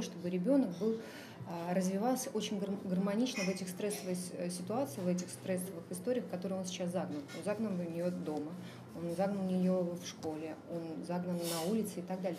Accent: Magadan, Magadan Oblast, Russia; now in Moscow, Russia; Я из Магадана

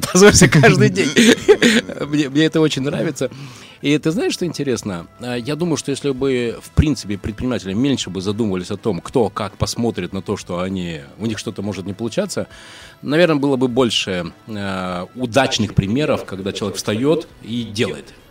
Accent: Izhevsk, Udmurtia, Russia; 28-го буду в Ижевске, так что имею в виду, если да. там что-то надо кому-то передать, то пожалуйста. Супер, мой родной город.

